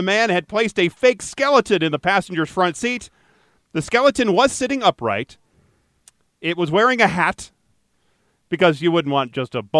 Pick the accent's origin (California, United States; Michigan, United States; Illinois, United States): Michigan, United States; Detroit; My hometown of Detroit, Michigan.